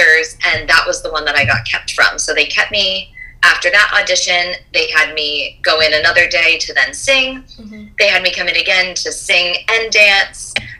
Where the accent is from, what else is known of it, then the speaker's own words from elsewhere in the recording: Rhode Island, United States; I'm from Rhode Island